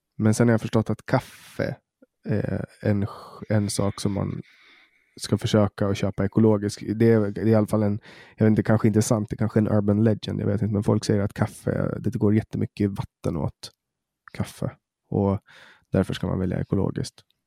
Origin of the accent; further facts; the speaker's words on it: Åland, Åland Islands; här på Åland där jag växte upp